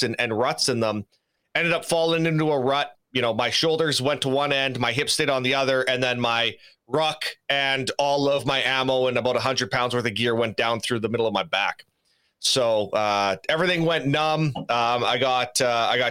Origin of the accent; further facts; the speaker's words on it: Saskatoon, Saskatchewan, Canada; I'm originally from Saskatoon, Saskatchewan, so I'm a Canadian boy, born and raised